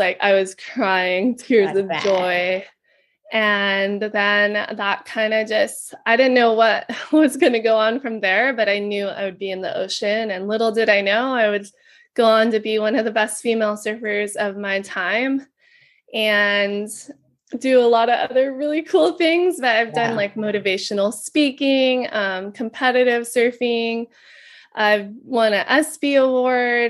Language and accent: English; Kauai, Hawaii, United States; I was born and raised here in Kauai, Hawaii